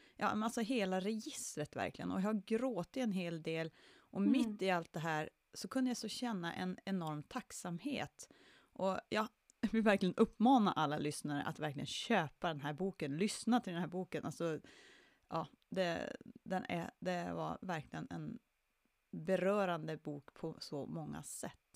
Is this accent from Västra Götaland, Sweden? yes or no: no; Jokkmokk, Norrbotten County, Sweden; min hemort Jokkmokk